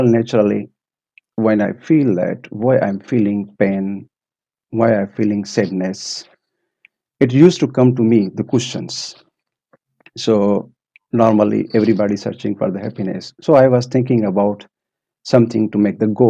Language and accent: English; Pakistan; also born or lived in Maldives; now in Finland; I came from Maldives, but basically from Pakistan.